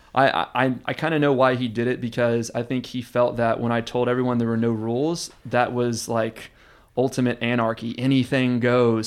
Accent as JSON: {"language": "English", "town": "Houston", "region": "Texas", "country": "United States", "tie": "born or raised there", "lives_now": "Austin, United States", "said": "I was born and raised in Houston"}